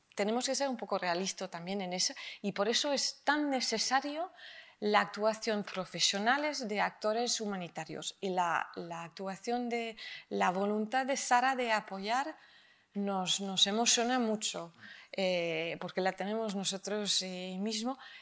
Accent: France; Spanish is a second language; now in Spain; A mí como francesa me llamó la atención cuando llegué y ahora lo conozco de corazón, mi DNI español

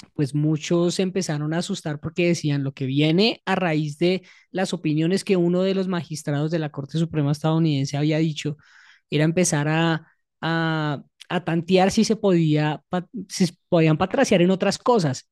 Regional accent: Bogotá, Bogotá Capital District, Colombia; nosotros viviendo en Bogotá

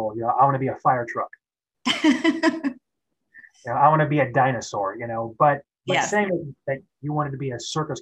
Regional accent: Kansas City, United States; moved away as an adult; I grew up in Kansas City

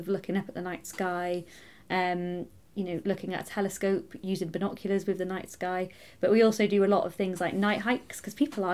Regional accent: Anglesey, Wales, United Kingdom; also born or lived in Manchester; So originally I was born in Manchester, in Greater Manchester, and my parents moved us over to Anglesey when I was 7 years old

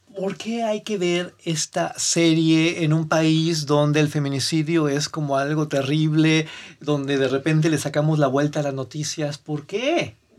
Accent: northern Mexico, Mexico; como norteño

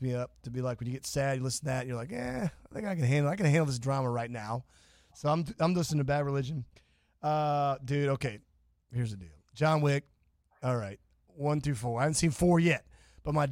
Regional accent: Kansas, United States; now in Florida, United States; I'm from Kansas. I was born there

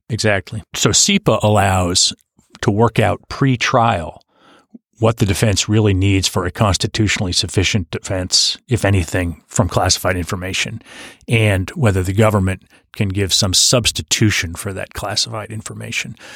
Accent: Hanover, New Hampshire, United States; I was born and raised in Hanover, New Hampshire

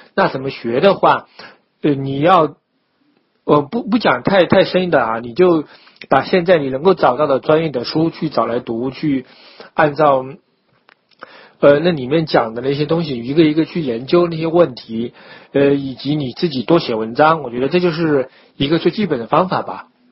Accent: China; 我们就中国人

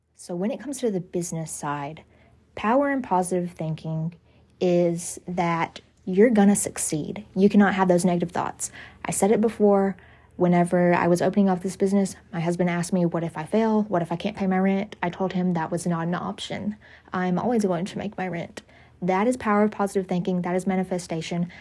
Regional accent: the South, United States; I grew up in the South

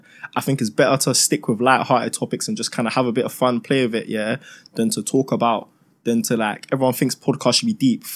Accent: London, United Kingdom; Three young black boys growing up in London

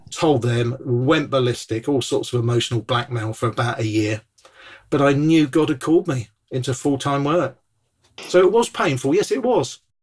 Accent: Bournemouth, South West England, United Kingdom; I come from Bournemouth originally, beautiful town on the south coast

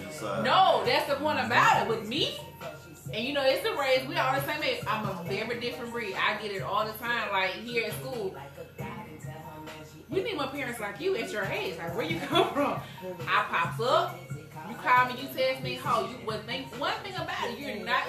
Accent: Butler, Alabama, United States; moved away; I'm not from here. I'm from Butler, Alabama, Choctaw County. Yeah, country girl.

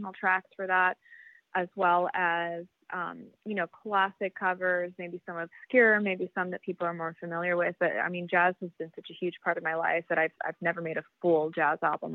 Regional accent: Miami, Florida, United States; I grew up in Miami.

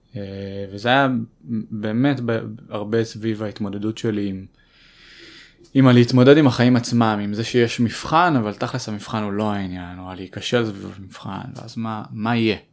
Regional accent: Tel Aviv, Tel Aviv District, Israel; אני גדלתי בצפון תל אביב

